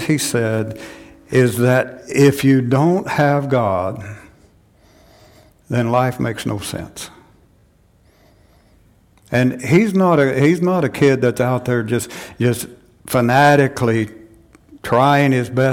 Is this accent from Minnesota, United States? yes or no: no; Chelsea, Oklahoma, United States; moved away; my hometown, Chelsea, Oklahoma